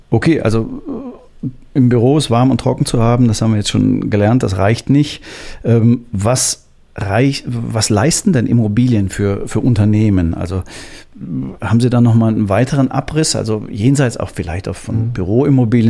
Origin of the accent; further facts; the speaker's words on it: Hamburg, Germany; ich bin auch gebürtiger Hamburger